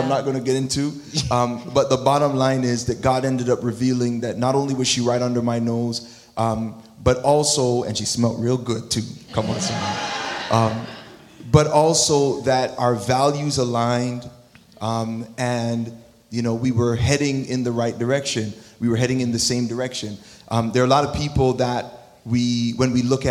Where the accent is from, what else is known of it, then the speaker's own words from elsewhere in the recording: Toronto, Ontario, Canada; moved away; also born or lived in United States; I'm American, but there's Scarborough in here, too.